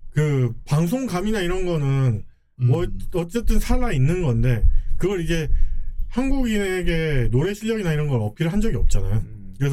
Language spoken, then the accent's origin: Korean; Gyeongsang, South Korea; accent: Gyeongsang dialect; 우리 같은 경상호 사람 있는 채팅할 때도 사투리 쓰거든요.